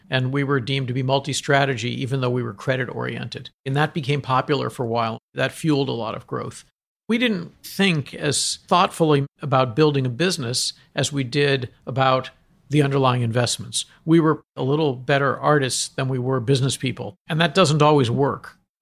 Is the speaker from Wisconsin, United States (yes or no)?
no; Boston, Massachusetts, United States; moved away; I wasn't brought up in New York. I was brought up in Boston.